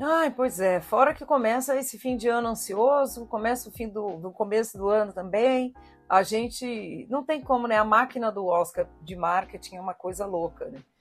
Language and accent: Portuguese; Southeast Brazil, Brazil; eu, como sudestina, né? Eu e o Thiago somos do Sudeste